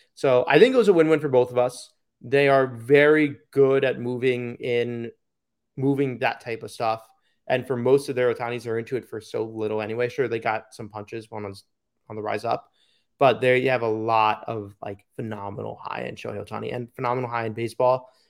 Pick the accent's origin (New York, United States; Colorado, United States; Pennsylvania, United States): New York, United States; moved away; my hometown local show